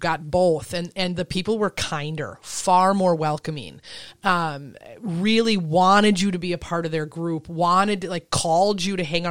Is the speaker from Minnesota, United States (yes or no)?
yes; Elbow Lake, Minnesota, United States; also born or lived in Chicago; I grew up in a town of a thousand people